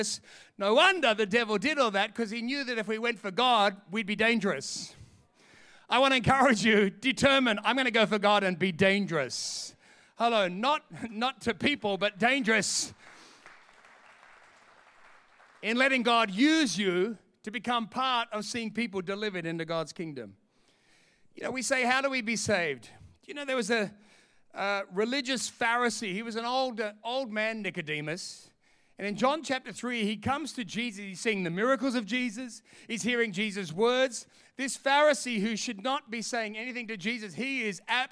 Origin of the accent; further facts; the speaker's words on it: Sydney, New South Wales, Australia; moved away as an adult; also born or lived in London; I'm from Sydney